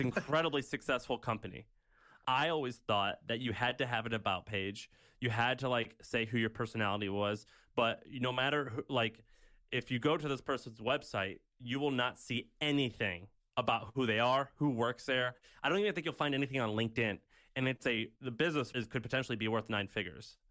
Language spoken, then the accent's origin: English; Missouri, United States; moved away; my hometown of Missouri